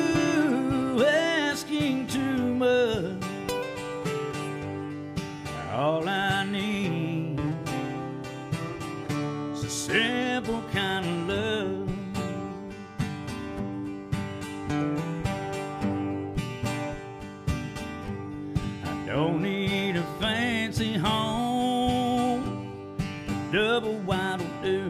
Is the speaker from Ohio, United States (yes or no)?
no; Olive Hill, Kentucky, United States; also born or lived in Morehead, Kentucky / Rowan County, Kentucky; I was born in Moorhead, but then we lived in Olive Hill, so I guess I got both things.